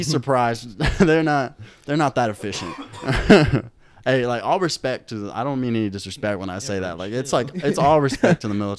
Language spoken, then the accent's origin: English; United States; also born or lived in Korea; being an American in Korea.